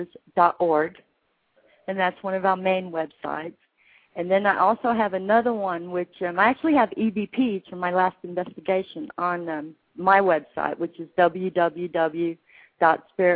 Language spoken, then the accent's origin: English; England, United Kingdom; I was born in England